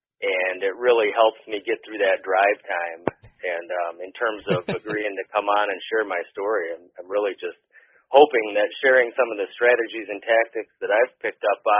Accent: Howell, Michigan, United States; I'm from Howell, lived here since 93.

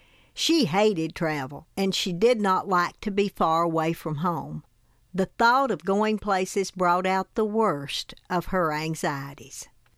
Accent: Tennessee, United States; I grew up in Hancock County in Upper East Tennessee in the foothills of the Smoky Mountains.

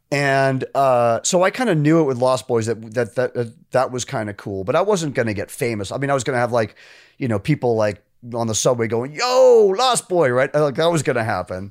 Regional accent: New York, United States; moved away as an adult; I was from New York

